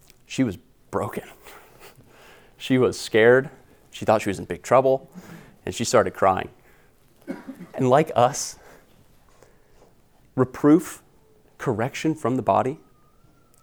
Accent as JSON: {"language": "English", "country": "United States", "said": "We are American."}